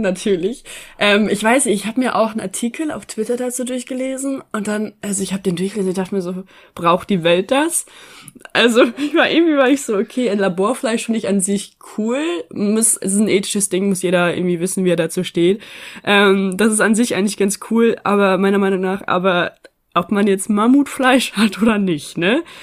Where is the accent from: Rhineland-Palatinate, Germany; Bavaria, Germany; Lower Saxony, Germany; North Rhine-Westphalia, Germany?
Lower Saxony, Germany; East Frisia; moved away; ich bin hier in Ostfriesland aufgewachsen